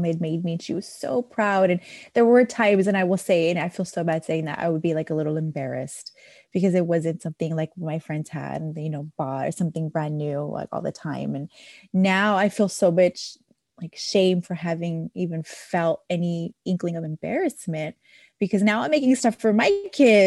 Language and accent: English; San Jose, California, United States; I was born and raised in San Jose, California, which is in the Bay Area, Northern California